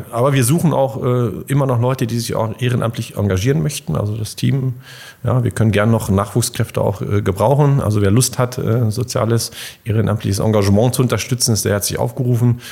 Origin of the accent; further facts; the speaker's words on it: Bockenem, Lower Saxony, Germany; ich komme ja aus Bucknem vom, vom kleinen örtlichen Sportverein